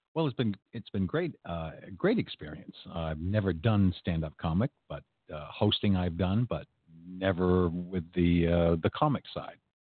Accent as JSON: {"language": "English", "region": "Maine", "country": "United States", "tie": "born or raised there", "moved": "yes", "lives_now": "Orlando, United States", "said": "I grew up in Maine."}